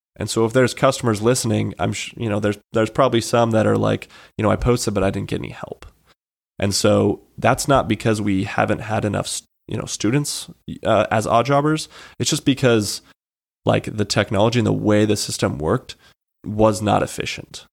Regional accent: Monument, Colorado, United States; moved away as an adult; now in Spokane, United States; I'm from Monument, Colorado.

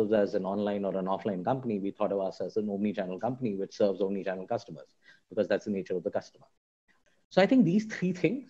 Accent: Delhi, India; when I was growing up in Delhi and I'm one of those south Indians born and brought with Delhi

